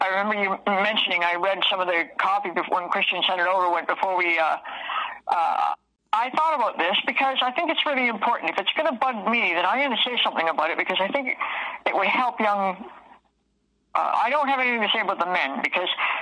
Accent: Toronto, Ontario, Canada; I was raised in Toronto as a city girl

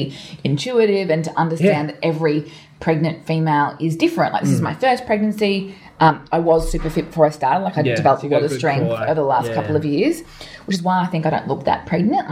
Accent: Townsville, Queensland, Australia; now in Melbourne, Australia; I grew up in Townsville

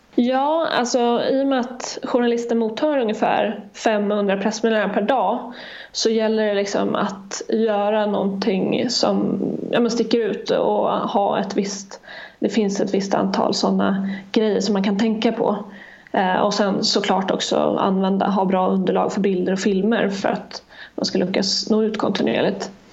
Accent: Gotland, Sweden; jag kommer från Gotland

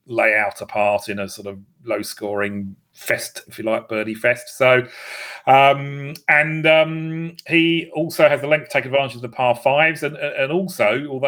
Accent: Essex, East of England, United Kingdom; I was brought up in Essex

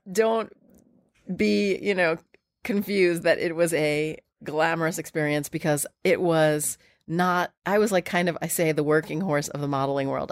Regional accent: New York, United States; I grew up here in New York

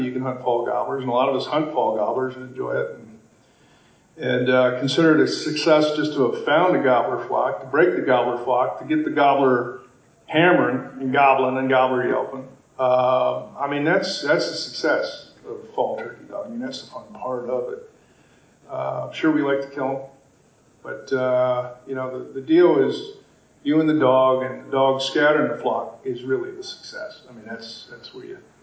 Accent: Pennsylvania, United States; moved away as an adult; now in Maine, United States; I was born and raised in Pennsylvania, grew up turkey hunting there, and now live in, in Maine

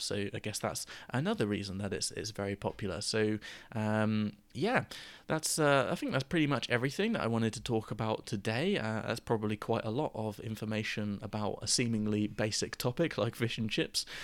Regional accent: Gosport, South East England, United Kingdom; my local fish and chip shop where I grew up in Gosport

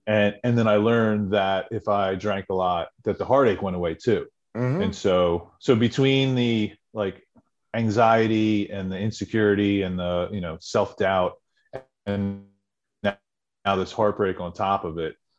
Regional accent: central New Jersey, United States; grew up in New Jersey, in okay. central central New Jersey.

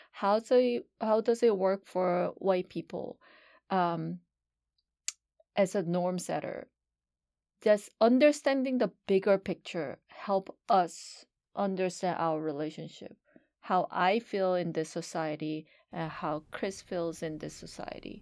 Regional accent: South Korea; now in United States; When, when Hina and I grew up in Korea

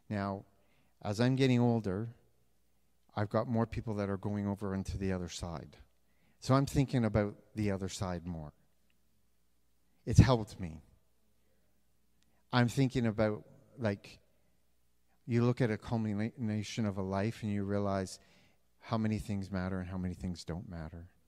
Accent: Canada; I am Canadian, Canadian, Canadian. I got rid of my US one, so I'm more Canadian than you.

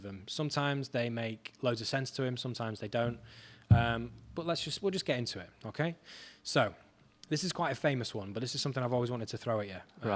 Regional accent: Leeds, Yorkshire and the Humber, United Kingdom; from Leeds

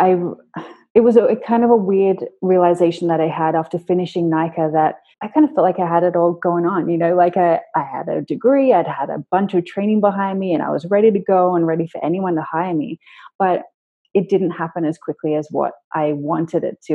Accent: Sydney, New South Wales, Australia; I grew up in Sydney

